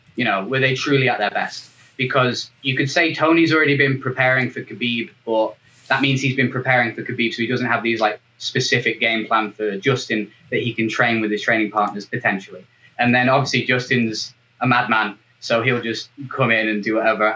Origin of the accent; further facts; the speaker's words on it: England, United Kingdom; I'm the only Englishman